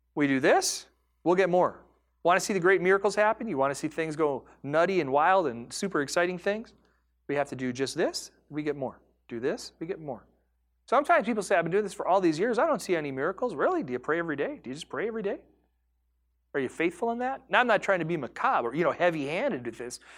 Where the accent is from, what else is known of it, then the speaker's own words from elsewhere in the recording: United States; I am an American.